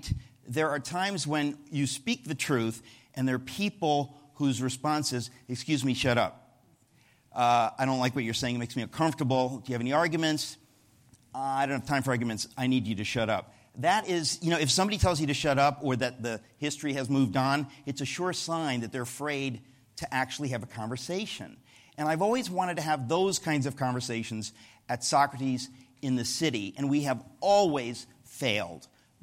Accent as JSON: {"language": "English", "country": "United States", "said": "as an American"}